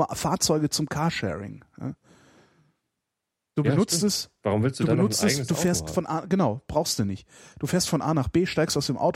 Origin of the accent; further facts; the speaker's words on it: North Rhine-Westphalia, Germany; nee, ich komme aus dem Südwesten, äh, also aus dem Süden Nordrhein-Westfalens und da hat äh, Rheinland-Pfälzisches Fernsehen eingestrahlt.